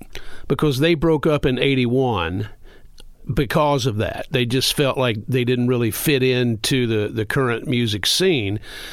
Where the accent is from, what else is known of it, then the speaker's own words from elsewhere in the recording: the South, United States; Growing up in the South, I was much more